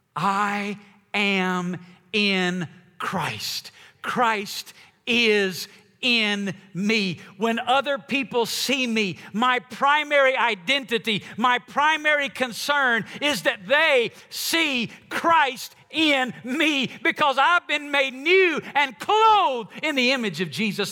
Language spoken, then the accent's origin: English; the Bible Belt, United States; I grew up in the white Bible Belt church